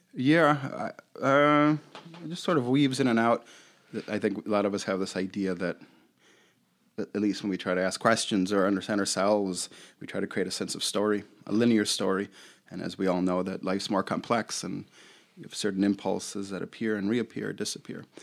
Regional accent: Chicago, Illinois, United States; I grew up in Rogers Park, West Rogers Park in Chicago

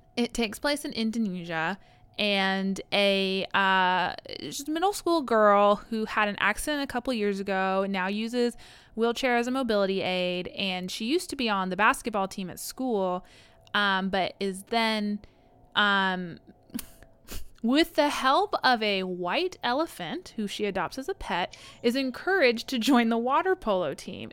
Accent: United States; am I from the United States? Yes

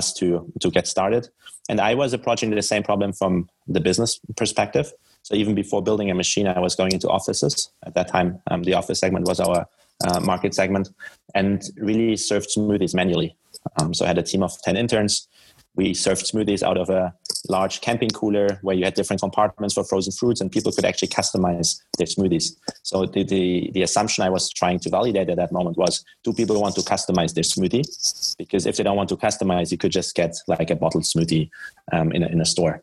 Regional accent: Germany; English is a second language; moved away as an adult; also born or lived in Munich, Germany / Paris, France; now in Boston, United States; I'm originally from Germany. So if you wonder where my accent is from

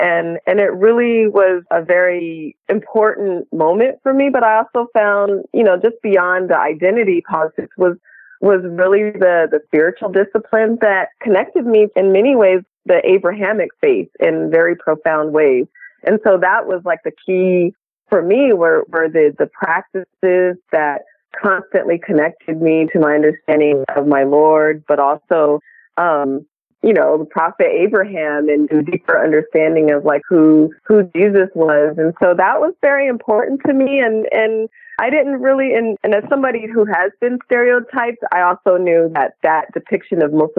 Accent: United States; I'm African American. We've been in the United States since, you know, for generations, since slavery. I'm a convert, so I embrace my faith. And I'm both very proudly American.

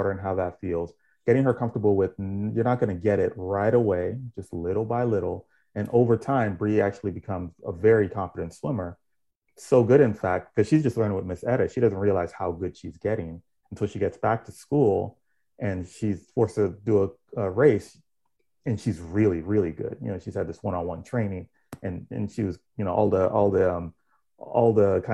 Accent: Miami, Florida, United States; I grew up in Miami, Florida.

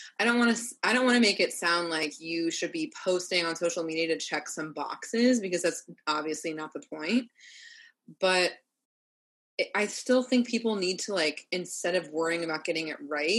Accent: Orlando, Florida, United States; also born or lived in Los Angeles; now in New York City, United States; I'm from Orlando, Florida

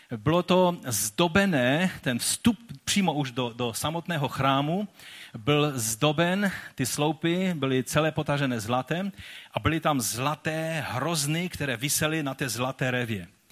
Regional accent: Czechia; byli jsme takoví dost divoší, než přišlo světlo Evangelia, které proměnilo i tento národ

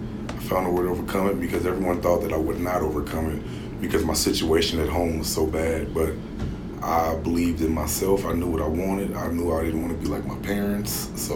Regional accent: Oakland, California, United States; born there; But I was born in Oakland, yeah.

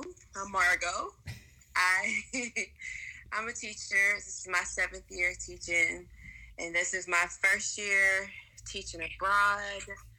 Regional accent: South Carolina, United States; moved away as an adult; now in Qatar; Yes, so, I am from South Carolina.

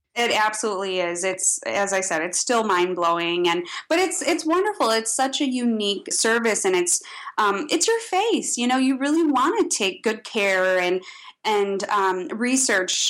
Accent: Midwest, United States; being a Midwesterner

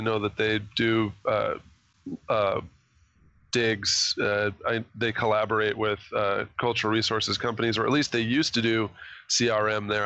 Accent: Boise, Idaho, United States; I grew up in Boise

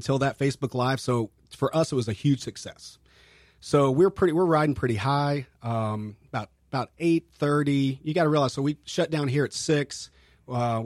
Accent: Kentucky, United States; now in St. Augustine, United States; I'm from Kentucky, that we just do Kentucky bourbon

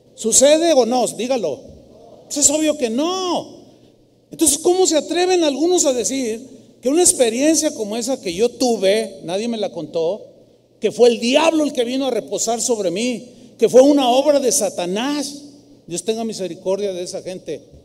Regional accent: San Luis Potosí, Mexico; now in Guadalajara, Mexico; fui a mi tierra, San Luis Potosí, a visitar a mi familia

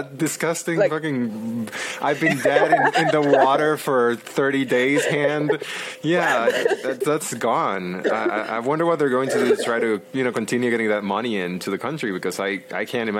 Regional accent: Mexico; born there; because my dad's from Mexico. I was born in Mexico too.

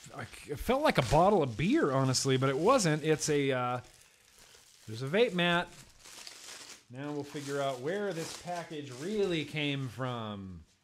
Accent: Lake Tahoe, Nevada, United States; growing up in Lake Tahoe

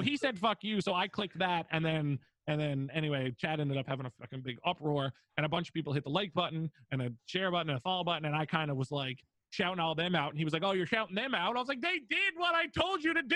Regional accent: Newfoundland and Labrador, Canada; I'm a Newfoundlander from Canada

